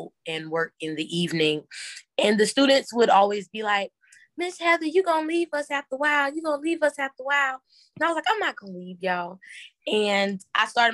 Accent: Orangeburg, South Carolina, United States; moved away as an adult; now in Columbia, United States; I'm originally from a small town called Orangeburg, South Carolina

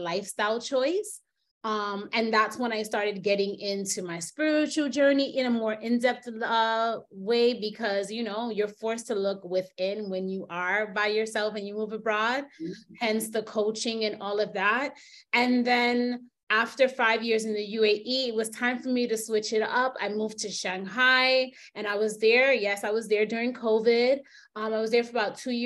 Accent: New York, United States; moved away as an adult; also born or lived in Jamaica (family); now in United Arab Emirates; I'm from New York

